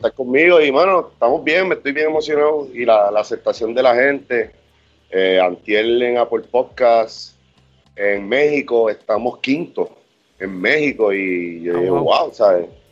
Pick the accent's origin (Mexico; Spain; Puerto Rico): Puerto Rico; también somos de Puerto Rico